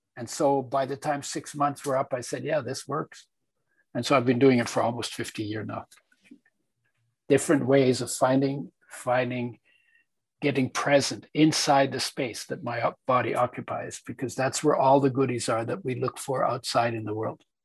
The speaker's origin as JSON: {"language": "English", "country": "Poland", "tie": "born or raised there", "said": "i was born in Poland in 1942 during the Second World War when it was part of Germany"}